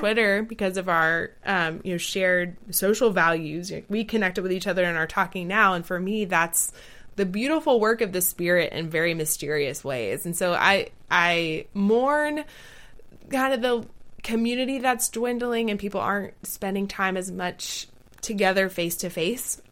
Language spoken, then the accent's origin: English; the South of the United States, United States; I grew up in the South of the United States